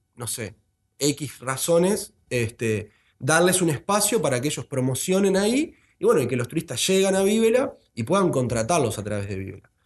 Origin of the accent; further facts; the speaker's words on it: Montevideo, Uruguay; como montevideano